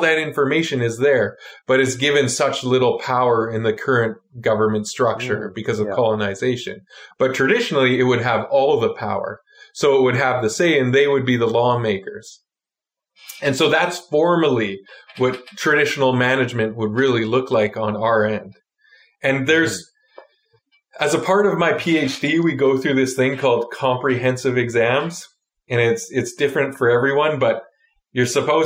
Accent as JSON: {"language": "English", "town": "Hartley Bay", "region": "British Columbia", "country": "Canada", "said": "I am from the Tsimshian community of Hartley Bay, or the Gitgat First Nation"}